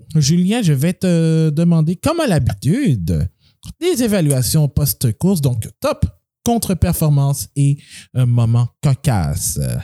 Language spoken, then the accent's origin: French; Quebec, Canada; also born or lived in Montreal; nous sommes québécois. Donc, on vit à... Bon, je vis à Montréal